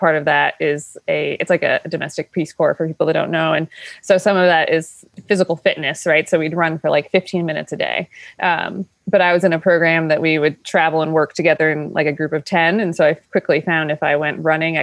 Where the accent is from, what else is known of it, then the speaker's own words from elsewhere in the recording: Paul Smiths, New York, United States; also born or lived in Lake Placid, New York; I grew up in Paul Smith, New York